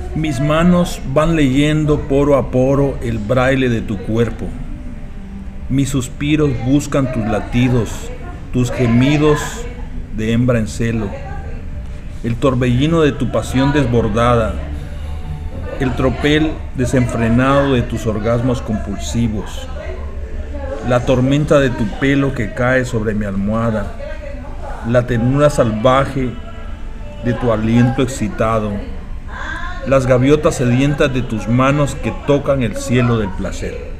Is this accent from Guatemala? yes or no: yes; Guatemala; moved away as an adult; now in United States